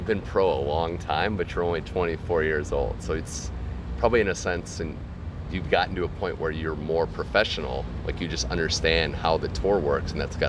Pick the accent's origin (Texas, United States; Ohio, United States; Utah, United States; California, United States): Ohio, United States; Cleveland; not just because it's my hometown